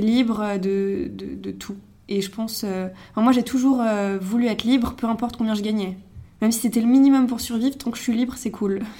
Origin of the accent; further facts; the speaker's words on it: Megève, Auvergne-Rhône-Alpes, France; moved away as an adult; now in Paris, France; je viens de Megève, une station de ski dans les Alpes. je suis à Paris depuis 3 ans et demi maintenant